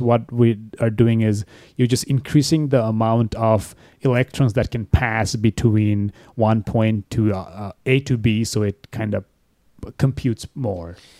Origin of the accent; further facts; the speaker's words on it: Bangladesh; moved away as an adult; now in United States; I'm from Bangladesh